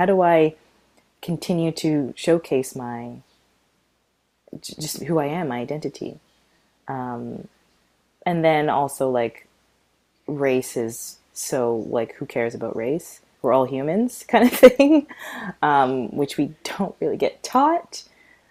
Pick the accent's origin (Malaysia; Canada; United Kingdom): Canada; Calgary, Alberta; But growing up in Calgary was I don't, oh gosh, it's so hard to, I don't even know how to put it into words.